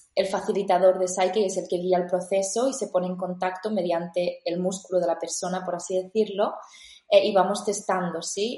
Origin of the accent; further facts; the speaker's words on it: L'Ametlla de Mar, Catalonia, Spain; also born or lived in Barcelona / India; vuelvo a mi pueblo donde yo había dejado ese pueblo cuando tenía 18 años para ir a la universidad